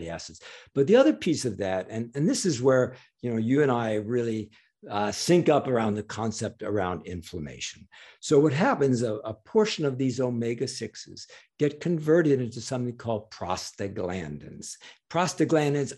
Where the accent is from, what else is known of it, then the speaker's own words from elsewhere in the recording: New York, United States; I'm a New Yorker